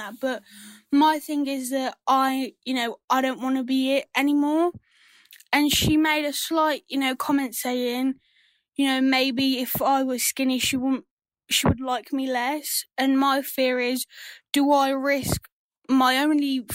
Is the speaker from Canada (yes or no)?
no; England, United Kingdom; I'm from England